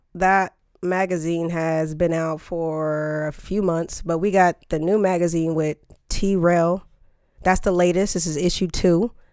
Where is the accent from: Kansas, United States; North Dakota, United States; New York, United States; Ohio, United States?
Kansas, United States; Topeka; moved away; I'm from Topeka, Kansas. Yes, good old Topeka